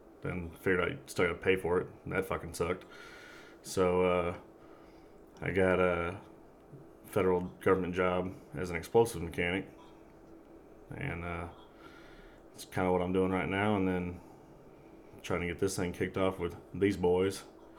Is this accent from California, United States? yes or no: no; Oklahoma, United States; I grew up in Oklahoma, had a pretty large family.